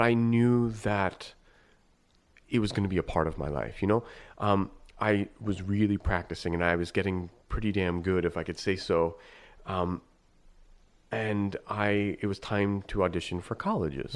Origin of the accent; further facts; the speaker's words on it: northeastern Pennsylvania, United States; also born or lived in New York; we moved, and so I, I essentially grew up in northeastern Pennsylvania in a New York house